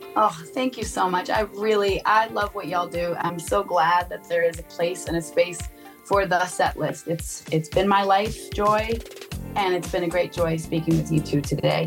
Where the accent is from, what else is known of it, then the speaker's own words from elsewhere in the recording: Vermont, United States; I grew up in Vermont